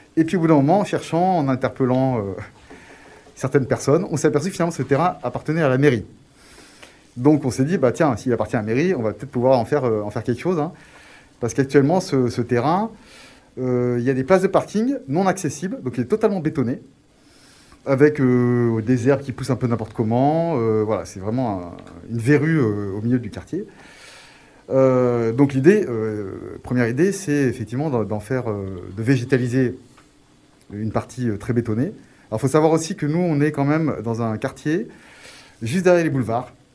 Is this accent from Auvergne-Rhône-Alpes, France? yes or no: yes; Grenoble, Auvergne-Rhône-Alpes, France; je suis né à Grenoble, euh, j'ai fait mes études à Grenoble